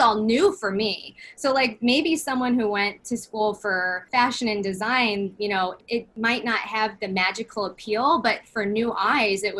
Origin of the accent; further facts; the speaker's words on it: Cedar Rapids, Iowa, United States; I'm from Cedar Rapids, Iowa. And I grew up there